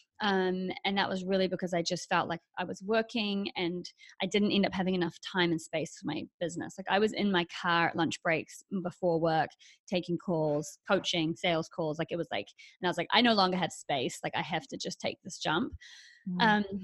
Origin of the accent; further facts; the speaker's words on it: New Zealand; moved away as an adult; also born or lived in Australia; now in Los Angeles, United States; I'm from New Zealand